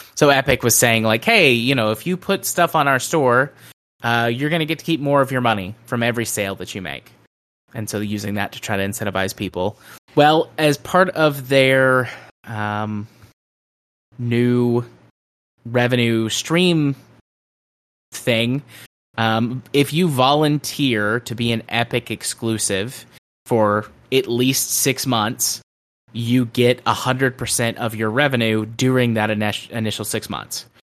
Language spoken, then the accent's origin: English; the South, United States; I'm from the South